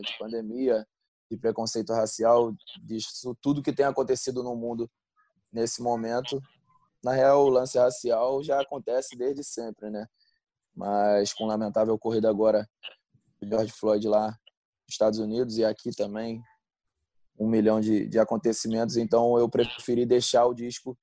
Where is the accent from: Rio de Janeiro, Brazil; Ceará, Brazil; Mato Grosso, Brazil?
Rio de Janeiro, Brazil; moved away; eu sou de Realengo, né? Zona Oeste do Rio, e, pô, acostumado com essa coisa de todo mundo se falar, morar perto, viver na rua